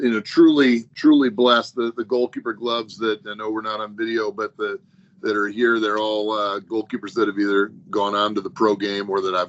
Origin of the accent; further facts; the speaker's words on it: Palatine, Illinois, United States; moved away as an adult; also born or lived in Wisconsin; I'm from Palatine, Illinois. So the northwest suburbs of Chicago.